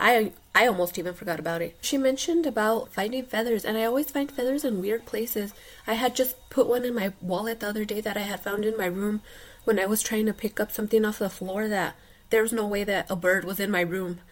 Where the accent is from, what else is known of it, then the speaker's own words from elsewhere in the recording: New Mexico, United States; I'm from New Mexico.